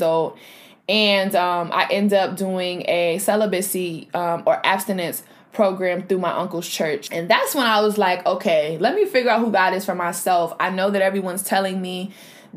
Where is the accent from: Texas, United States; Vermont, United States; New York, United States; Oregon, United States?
New York, United States; Rochester; my city, I'm from Rochester, New York